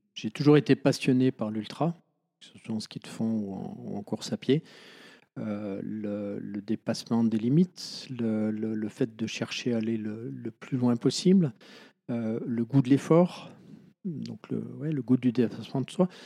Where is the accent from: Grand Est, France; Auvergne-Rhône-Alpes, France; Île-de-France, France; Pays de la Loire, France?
Auvergne-Rhône-Alpes, France; Chamonix; also born or lived in Bonneville; J'ai fait ma sixième ici à Chamonix et en fait, après, je suis parti au lycée de Bonneville, à 60 km d'ici.